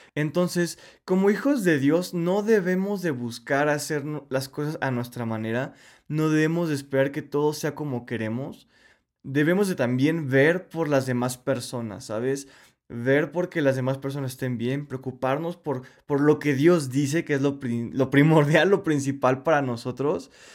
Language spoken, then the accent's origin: Spanish; Mexico; Yo soy mexicano